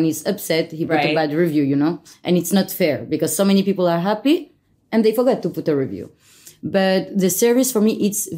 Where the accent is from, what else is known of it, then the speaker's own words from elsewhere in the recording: Paris, Île-de-France, France; I'm from Paris